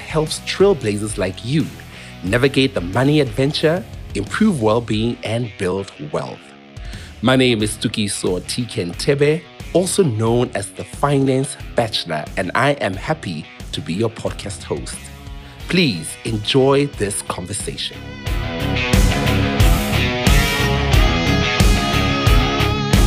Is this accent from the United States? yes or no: no; Mafeteng District, Lesotho; I'm also from Mafeking